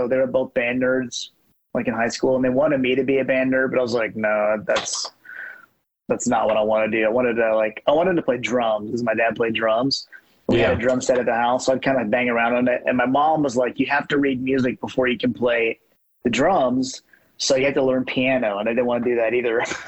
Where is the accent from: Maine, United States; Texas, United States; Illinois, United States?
Texas, United States; Fort Worth; we grew up in Fort Worth